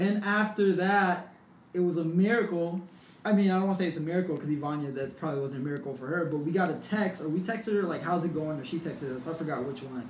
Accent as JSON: {"language": "English", "town": "South San Francisco", "region": "California", "country": "United States", "tie": "born or raised there", "lives_now": "San Francisco, United States", "said": "I grew up in South San Francisco"}